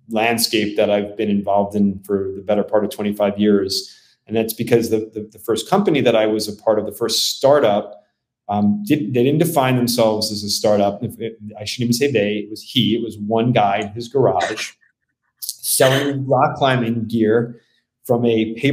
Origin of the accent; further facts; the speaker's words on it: New York City, New York, United States; born there; coincidentally only about four miles from where I was born in the Bronx.